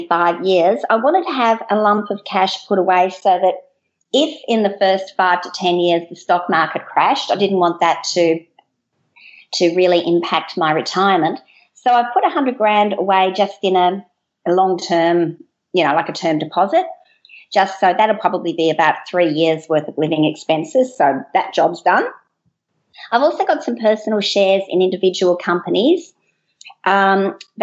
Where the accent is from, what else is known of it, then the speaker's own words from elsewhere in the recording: Melbourne, Victoria, Australia; I'm from Australia, down at the bottom part in Melbourne